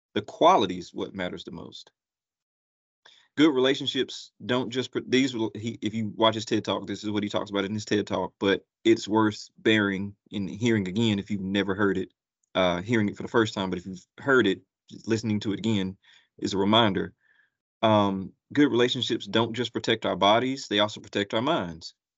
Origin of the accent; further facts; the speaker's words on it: Gastonia, North Carolina, United States; moved away as an adult; also born or lived in Atlanta, Georgia; now in Columbus, United States; I'm originally from Gastonia, North Carolina